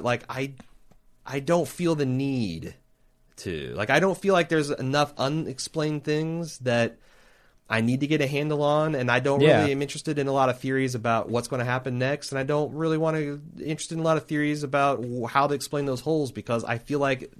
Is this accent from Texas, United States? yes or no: yes; Texas, United States; My only problem with this episode is being a Texan.